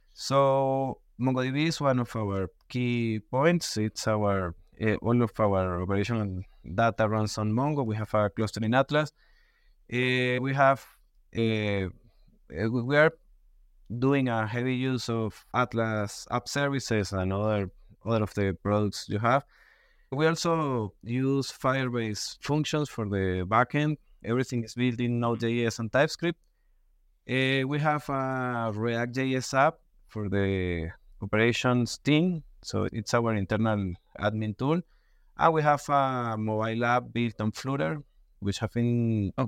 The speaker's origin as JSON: {"language": "English", "country": "Venezuela", "tie": "born or raised there", "second_language": "English", "moved": "as an adult", "lives_now": "Mexico", "said": "I was born in Venezuela, but I have been living in Mexico six years."}